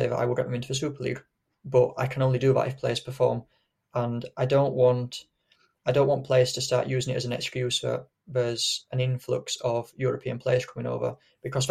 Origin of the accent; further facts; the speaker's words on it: Yorkshire and the Humber, United Kingdom; I'm from Yorkshire